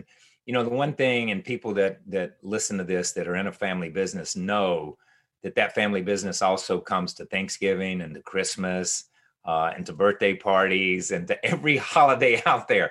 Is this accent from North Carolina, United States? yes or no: yes; Level Cross, North Carolina, United States; we're from Level Cross, North Carolina, where everybody had a farm. We just happened to raise race cars for a living